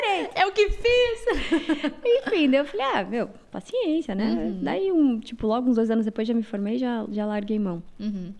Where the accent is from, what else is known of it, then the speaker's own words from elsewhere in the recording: Mafra, Santa Catarina, Brazil; moved away; also born or lived in Rio Negro, Paraná; Eu nasci numa cidade chamada Rio Negro, Paraná, mas eu morei a minha vida toda em Santa Catarina